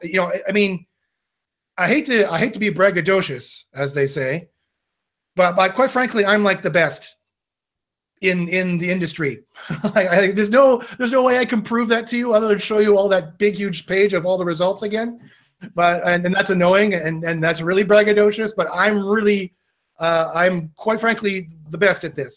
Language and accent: English; Canada; we're both Canadian